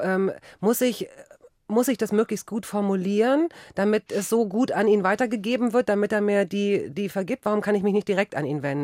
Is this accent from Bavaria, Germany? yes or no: no; Cologne, North Rhine-Westphalia, Germany; bei uns in Köln